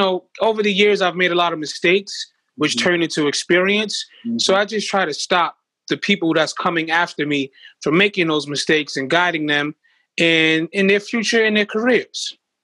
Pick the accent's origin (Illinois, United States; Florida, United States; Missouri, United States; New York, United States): New York, United States; Brooklyn; Fort Greene, Brooklyn, honestly, in the quickest way I could describe it, is like the movie Friday.